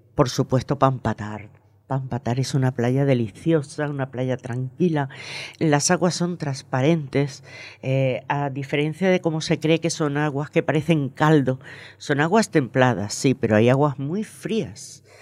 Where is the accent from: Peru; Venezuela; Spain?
Venezuela; moved away; also born or lived in Margarita Island; nací y me crié en Venezuela